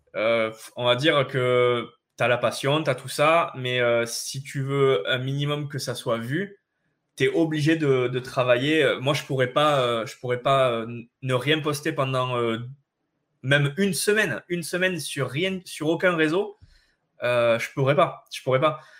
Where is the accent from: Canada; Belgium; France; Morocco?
France; on est français